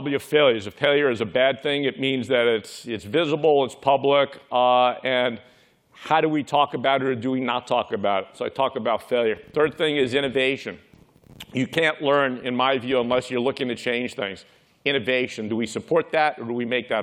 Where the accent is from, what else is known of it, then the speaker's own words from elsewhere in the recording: New York City, New York, United States; I grew up in Brooklyn, New York.